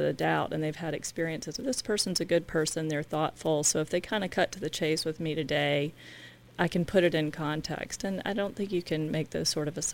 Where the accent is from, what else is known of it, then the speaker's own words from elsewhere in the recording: the South, United States; accent: Southern; I'm from the South, you might have noticed from my accent